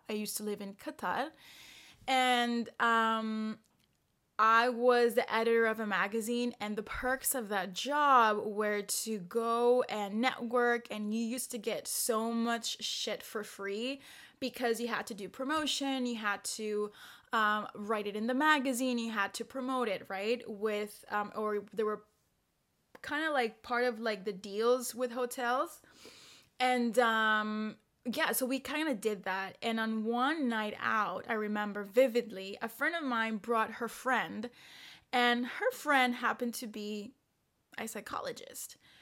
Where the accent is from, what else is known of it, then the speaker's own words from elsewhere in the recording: El Salvador; now in Paris, France; I am from El Salvador